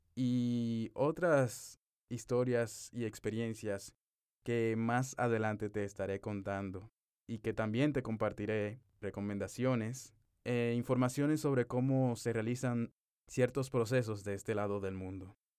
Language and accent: Spanish; Dominican Republic; moved away as an adult; now in Dubai, United Arab Emirates; un dominicano que desde el 18 de marzo de 2021 está viviendo en Dubái